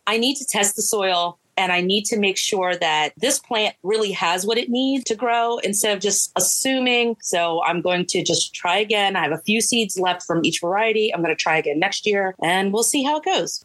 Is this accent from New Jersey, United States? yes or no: yes; New Jersey, United States; I'm from Jersey.